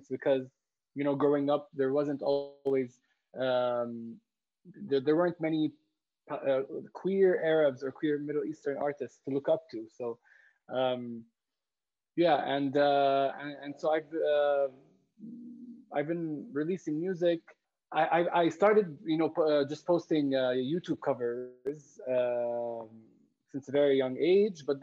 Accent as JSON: {"language": "English", "region": "Jerusalem", "country": "Palestine", "tie": "born or raised there", "second_language": "English", "said": "growing up in Jerusalem under occupation, being queer, and how all these things come together."}